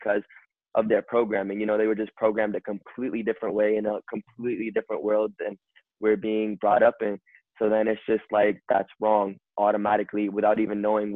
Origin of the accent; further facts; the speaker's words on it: United States; we're born and raised in America